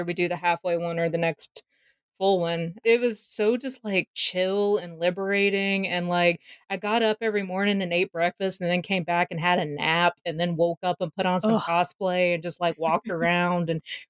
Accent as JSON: {"language": "English", "region": "Georgia", "country": "United States", "said": "I am from Georgia"}